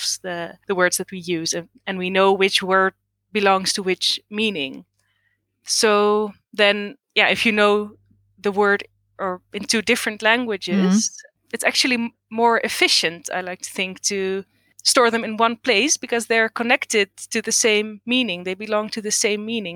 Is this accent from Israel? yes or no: no; Netherlands; English is a second language; I was born in the Netherlands. I've lived here all my life. So my Dutch is definitely better than my Greek.